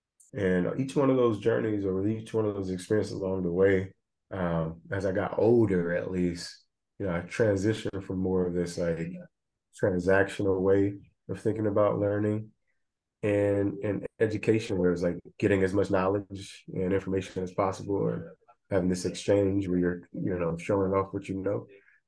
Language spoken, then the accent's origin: English; the South, United States; I always knew about racism and, you know, growing up in the South, segregation and discrimination and prejudice